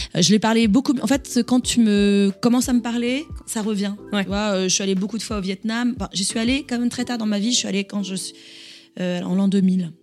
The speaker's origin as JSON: {"language": "French", "town": "Montigny-le-Bretonneux", "region": "Île-de-France", "country": "France", "tie": "born or raised there", "also_born_or_lived": "Toulouse", "said": "J'ai grandi effectivement dans la banlieue parisienne, mhm. mais je suis née à Toulouse"}